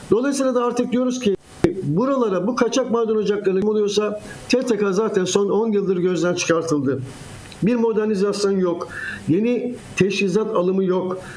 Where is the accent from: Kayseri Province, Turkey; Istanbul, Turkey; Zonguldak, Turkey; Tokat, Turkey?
Zonguldak, Turkey; keşke ben de Zonguldaklı olarak Karadeniz Ereğli'de 30 küsur yıldır gazetecilik yapan bir kardeşiniz olarak